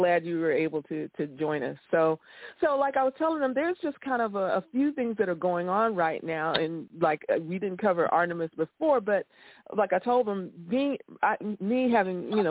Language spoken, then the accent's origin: English; Florida, United States; I live in Florida. I grew up in Florida